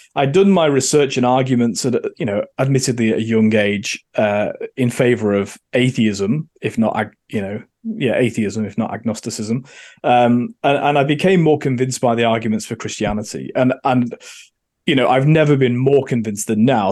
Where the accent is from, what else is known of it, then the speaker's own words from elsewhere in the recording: Manchester, North West England, United Kingdom; moved away as an adult; also born or lived in Oxfordshire / London; now in Australia; I'm from Manchester, uh, and therefore grew up thinking that the Labour Party and socialism were the answer